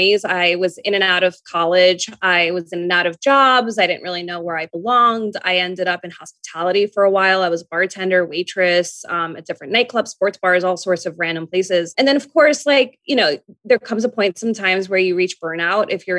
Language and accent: English; New York, United States; I'm a New Yorker.